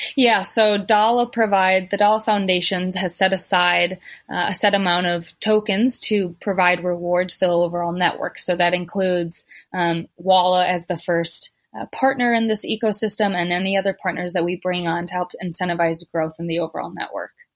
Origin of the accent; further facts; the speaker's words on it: United States; moved away as an adult; now in Africa; I'm American. I I moved to Africa